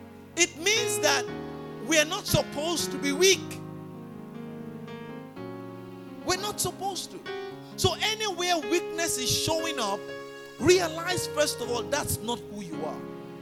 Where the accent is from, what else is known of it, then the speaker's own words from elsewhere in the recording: Port Harcourt, Rivers State, Nigeria; Say, oh, I cannot achieve XYZ, you know, because I'm from Port Harcourt. People from Port Harcourt don't do XYZ.